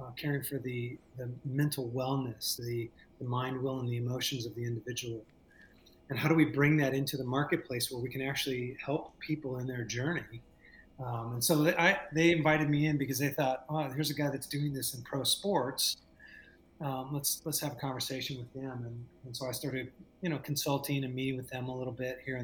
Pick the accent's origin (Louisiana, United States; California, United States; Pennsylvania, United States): California, United States; Southern; moved away as an adult; also born or lived in San Jose; I moved from Southern California, where, you know, you and I both were raised, and up to the Bay Area